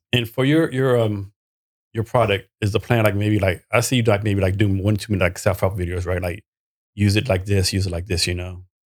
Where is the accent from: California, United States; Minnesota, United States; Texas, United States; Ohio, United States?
Texas, United States; also born or lived in Vietnam / Korea; I'm from Texas